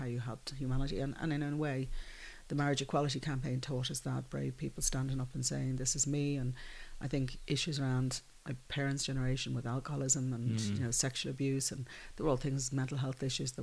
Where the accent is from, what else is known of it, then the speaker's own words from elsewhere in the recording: Dublin, Leinster, Ireland; also born or lived in London; growing up in the Phoenix Park